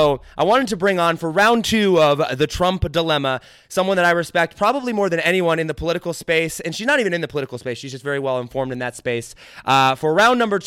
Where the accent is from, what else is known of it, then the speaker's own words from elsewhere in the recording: United States; I'm about as American as they come.